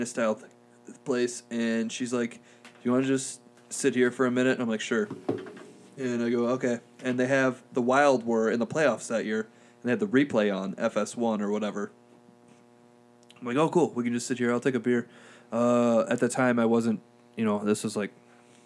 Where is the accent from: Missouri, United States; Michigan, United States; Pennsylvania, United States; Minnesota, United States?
Minnesota, United States; Springfield; I'm from Springfield